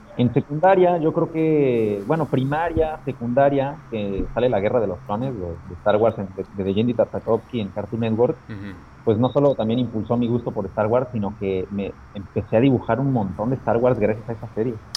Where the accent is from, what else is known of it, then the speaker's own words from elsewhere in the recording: Aguascalientes, Mexico; moved away as an adult; also born or lived in Puebla, Mexico; now in Madrid, Spain; Soy de Aguascalientes, de México. Inicialmente nací en Ciudad de Puebla, pero bueno, he vivido en Aguascalientes toda mi vida